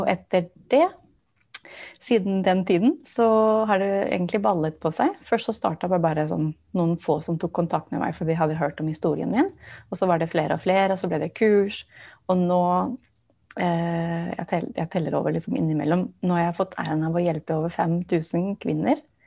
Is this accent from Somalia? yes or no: no; Barcelona, Catalonia, Spain; first language English; Norwegian is a second language; also born or lived in United States; now in Norway; jeg vokste opp i Barcelona i Spania